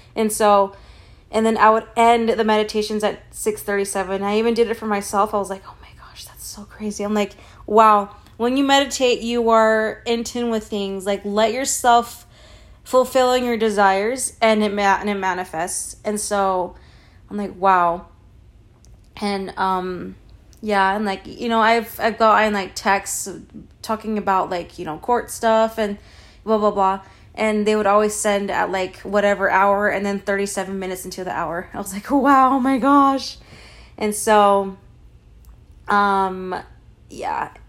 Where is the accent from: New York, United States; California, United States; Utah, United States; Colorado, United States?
Utah, United States; Provo; I'm Mexican, but I was born in the U S, you know, I was born in Provo, Utah